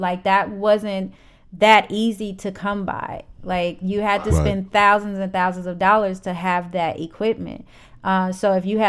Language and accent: English; St. Louis, Missouri, United States; And St. Louis really supports their local artists. And that's another thing I appreciate about my hometown. Like, I made it at home before I made it anywhere else.